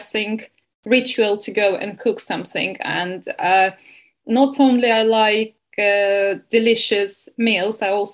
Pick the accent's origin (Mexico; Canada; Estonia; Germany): Estonia; moved away as an adult; also born or lived in Bournemouth, England; now in Spain; originally I'm from Estonia